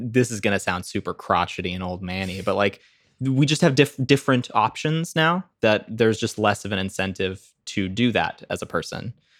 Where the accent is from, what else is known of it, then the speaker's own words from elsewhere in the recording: Zimbabwe; Zimbabwe, that's where I grew up.